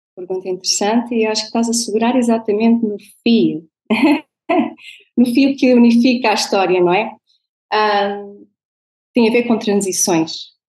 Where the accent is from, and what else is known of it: Portugal; born or raised there; moved away as an adult; also born or lived in Venezuela; now in Netherlands